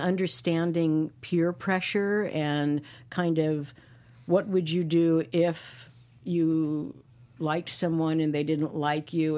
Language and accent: English; New York City, New York, United States; moved away; growing up in Brooklyn